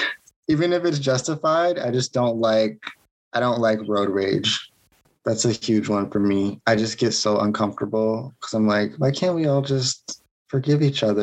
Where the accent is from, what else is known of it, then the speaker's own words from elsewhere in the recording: Atlanta, Georgia, United States; Yeah, I'm from Georgia.